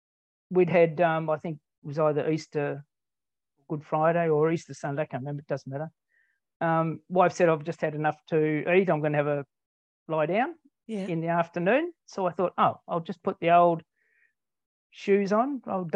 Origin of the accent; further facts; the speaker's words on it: Latrobe, Tasmania, Australia; also born or lived in Hobart / Ulverstone; I'm a Tasmanian. I grew up on the northwest coast. I grew up in La Trobe. I went to school in La Trobe and at Devonport. When I turned about 19, I was working for a bank